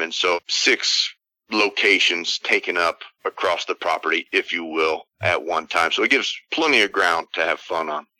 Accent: Texas, United States; we're from Texas

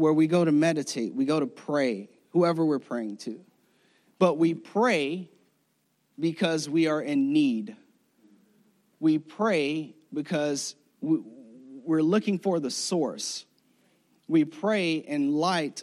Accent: Florida, United States; moved away as an adult; I'm from Florida.

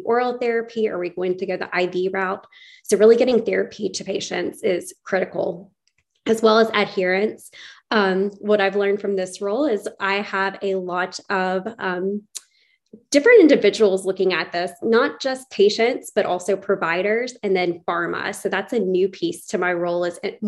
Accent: Chattanooga, Tennessee, United States; also born or lived in Johnson City, Tennessee / Houston, Texas / Little Rock, Arkansas; I was born and raised in Chattanooga, Tennessee

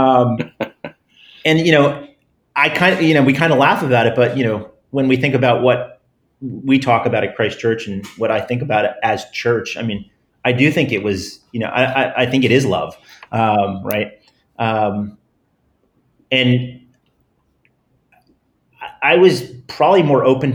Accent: New Jersey, United States; I grew up in New Jersey, very middle class

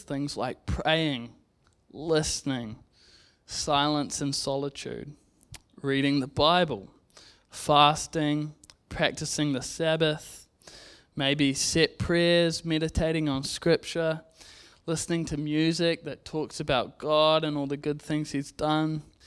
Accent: Zambia; now in New Zealand; I grew up in Zambia

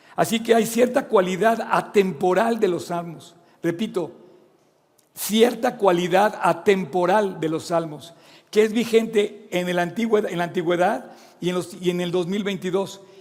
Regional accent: Mexico; moved away; also born or lived in Oxford, England; Yo también a su edad me fui a vivir fuera de México, Inglaterra

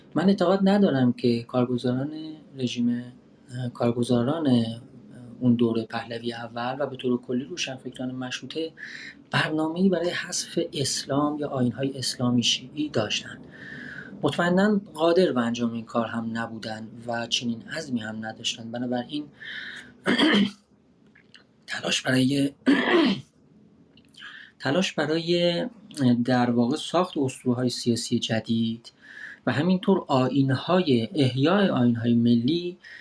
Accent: Iran; moved away as an adult

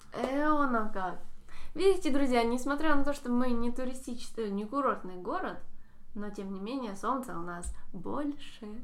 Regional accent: Simferopol, Crimea, Ukraine; как для коренного жителя Симферополя, рожденного здесь

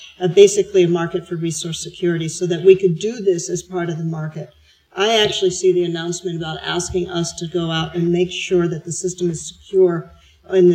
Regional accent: United States; moved away as an adult; now in Australia

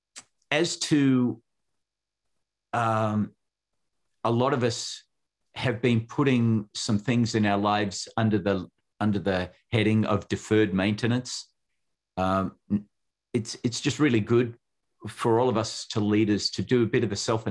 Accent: Western Australia, Australia; now in United States; The state that I was born in was called Western Australia

